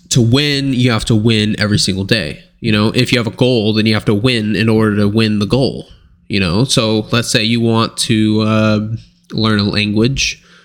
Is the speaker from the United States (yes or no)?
yes; United States; I'm American.